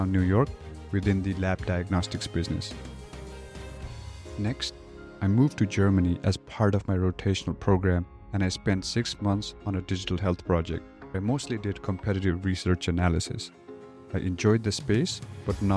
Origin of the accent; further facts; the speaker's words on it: Kathmandu, Bagmati, Nepal; moved away as an adult; now in United States; I am originally from Kathmandu, Nepal. I moved to the US for undergraduate college